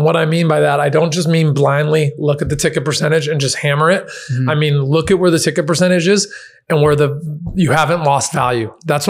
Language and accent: English; the Bay Area, California, United States; I'm also from the Bay